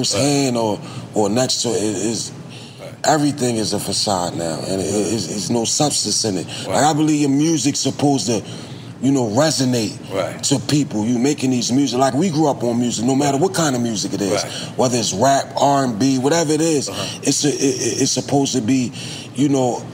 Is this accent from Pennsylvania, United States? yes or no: yes; Philadelphia, Pennsylvania, United States; I'm from South Philly.